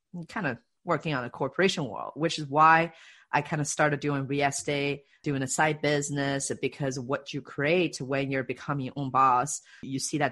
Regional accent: China; also born or lived in Canada; now in Seattle, United States; I grew up in China, actually, and then moved to Canada and then moved to Seattle

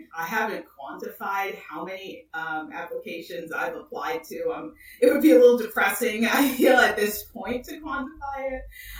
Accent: Ardmore, Pennsylvania, United States; I'm from Ardmore, Pennsylvania, in suburbs of Philadelphia.

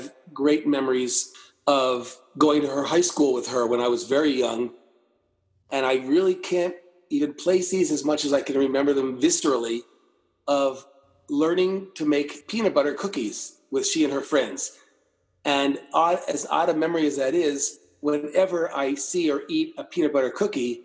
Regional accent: Philadelphia, Pennsylvania, United States; also born or lived in North Wales, Pennsylvania; I'm from the Philadelphia area

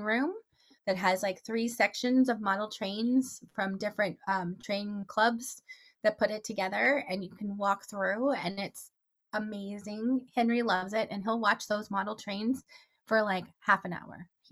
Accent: Toronto, Ontario, Canada; now in Arizona, United States; I grew up in Toronto, Canada. I live in Arizona now

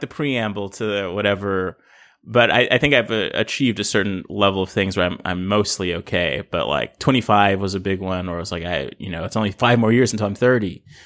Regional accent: Los Angeles, California, United States; I grew up in South Central L

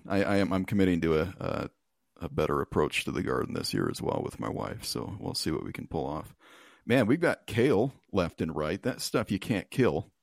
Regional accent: United States; I'm an American

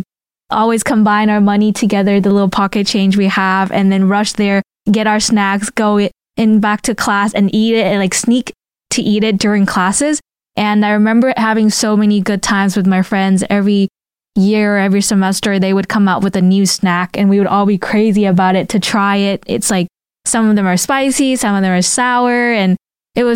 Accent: Vietnam; moved away; I grew up in Vietnam, like, you know, outside of elementary

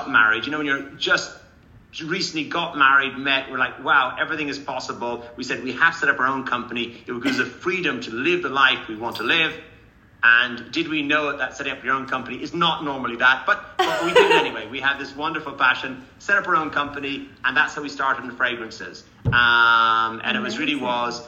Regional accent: Ireland; moved away; Born in Ireland in a family and in the countryside, born and reared with horses, animals, love the countryside

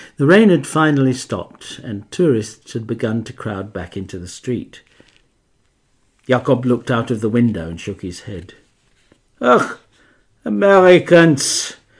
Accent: Australia; also born or lived in Adelaide; I'm from Australia

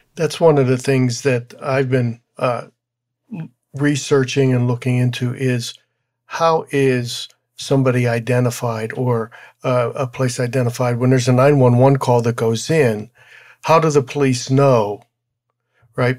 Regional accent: Pittsburgh, Pennsylvania, United States; moved away; back in my hometown, which was, uh, in Pittsburgh, in, in the suburb of Pittsburgh

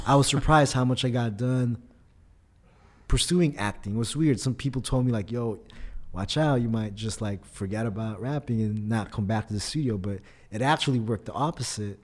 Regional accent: Oxnard, California, United States; first language Tagalog; English is a second language; also born or lived in Philippines / Fullerton, California; now in San Diego, United States; born in the Philippines, but I grew up in Oxnard, California

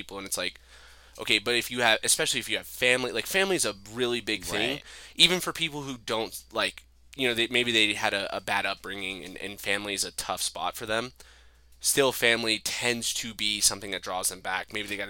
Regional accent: Farmington, New Mexico, United States; growing up in Farmington, New Mexico is actually, like, a pretty good upbringing for me

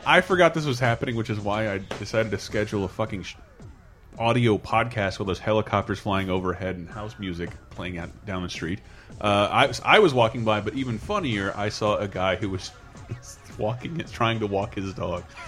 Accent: Tallahassee, Florida, United States; now in San Francisco, United States; I fly back home to Tallahassee for Christmas

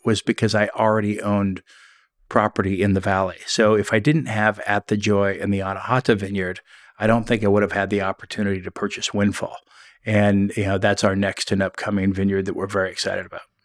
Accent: Grants Pass, Oregon, United States; moved away as an adult; also born or lived in Arizona; the home I grew up on in this area of Grants Pass called the Jerome Prairie

